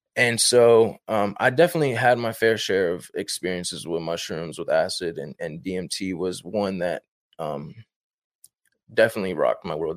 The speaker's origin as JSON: {"language": "English", "region": "Northern Virginia", "country": "United States", "tie": "born or raised there", "said": "I'm from Northern Virginia, born and raised in Northern Virginia"}